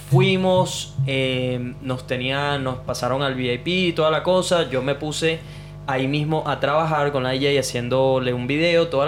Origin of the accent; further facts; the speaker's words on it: Venezuela; moved away; ¿Qué piensan de nosotros como venezolanos?